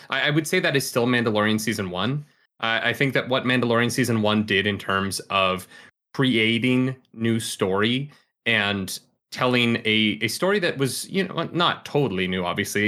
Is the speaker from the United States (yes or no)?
no; Calgary, Alberta, Canada; born or raised there; moved away